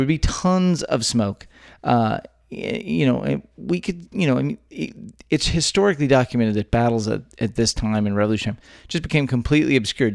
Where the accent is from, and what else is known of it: Texas, United States; born or raised there